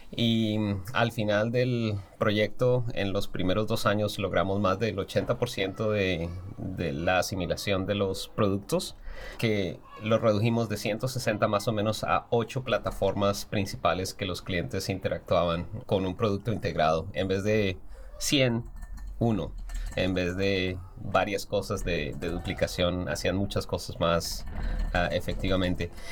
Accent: Colombia; moved away as an adult; also born or lived in Kansas, United States; now in United States; soy diseñador industrial colombiano, pero llevo toda mi práctica profesional en los Estados Unidos.

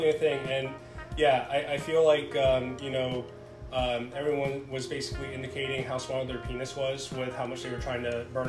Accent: Massachusetts, United States; born or raised there

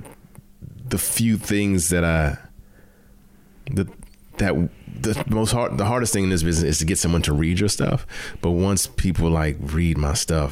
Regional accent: Prince George's County, Maryland, United States; also born or lived in Bahamas; I was born in the Bahamas, but I was raised in Prince George's County, Maryland

